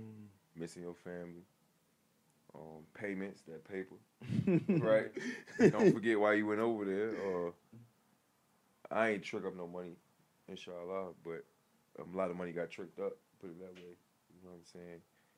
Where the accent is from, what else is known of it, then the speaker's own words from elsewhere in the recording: New York, United States; also born or lived in Chester / Hopewell / Petersburg; I'm originally from New York, so I already had the rough side. Mm-hmm. And I bounced around, went to VA, was in Chester, went from Chester to Hopewell, then Hopewell to Petersburg, but Petersburg felt like home